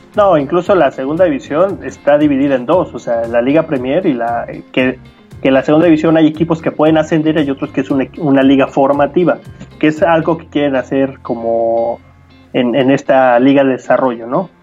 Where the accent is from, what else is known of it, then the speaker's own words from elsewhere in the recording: Mexico; nosotros como aficionados mexicanos, me incluyo